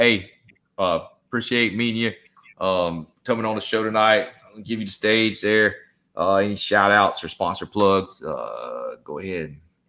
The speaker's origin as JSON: {"language": "English", "region": "Southeast Georgia", "country": "United States", "tie": "born or raised there", "moved": "yes", "lives_now": "Florida, United States", "said": "I'm from Georgia. I'm from Southeast Georgia, and I grew up there fishing. Inshore coastal fishery there and out of St. Simons Island."}